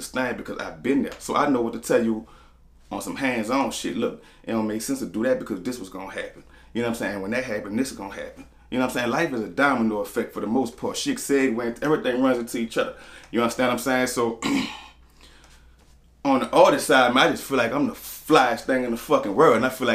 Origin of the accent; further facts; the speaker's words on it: New Orleans, Louisiana, United States; I'm from the Forewalk. I'm from downtown, Conside Street. Next street over, Banville Street